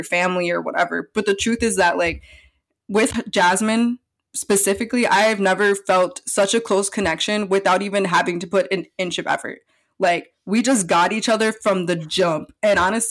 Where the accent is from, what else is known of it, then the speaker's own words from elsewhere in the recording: Milwaukee, Wisconsin, United States; We were both born and raised in Milwaukee, Wisconsin.